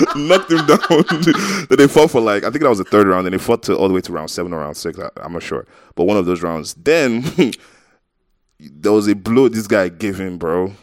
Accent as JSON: {"language": "English", "country": "Nigeria", "said": "I'm Nigerian. 'Cause I feel like in Nigeria, people don't care if you're a celebrity"}